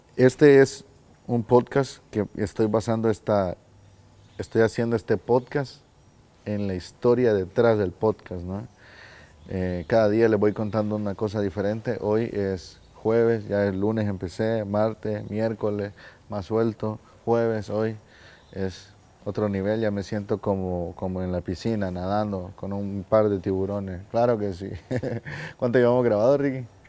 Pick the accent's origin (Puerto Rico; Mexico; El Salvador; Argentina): El Salvador; yo soy del Salvador hermosa, hermosa esta bandera. Eh, soy del Salvador